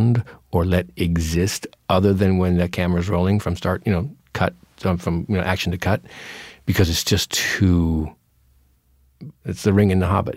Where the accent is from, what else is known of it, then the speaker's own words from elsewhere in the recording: Yakima, Washington, United States; moved away; I grew up in Yakima. It's Eastern Washington